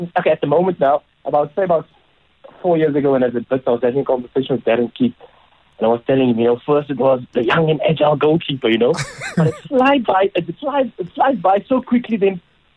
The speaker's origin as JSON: {"language": "English", "town": "Cape Town", "region": "Western Cape", "country": "South Africa", "tie": "born or raised there", "also_born_or_lived": "Johannesburg", "moved": "as an adult", "said": "for us as youngsters growing up in Mitchell's Plain, the Bayou tournament was where we could visualize that dream"}